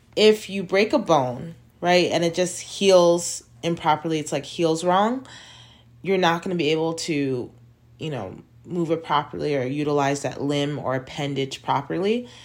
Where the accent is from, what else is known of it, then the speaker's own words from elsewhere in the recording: United States; moved away as an adult; now in China; being an American citizen and growing up in an American school system